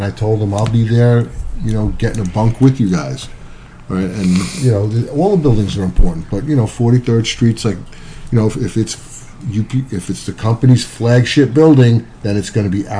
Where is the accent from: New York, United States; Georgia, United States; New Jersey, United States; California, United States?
New York, United States; Maspeth; If you can't have, and I'm from Maspeth.